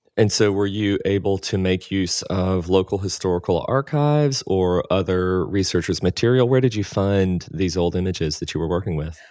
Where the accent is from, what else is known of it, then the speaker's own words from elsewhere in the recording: the South, United States; as a Southern boy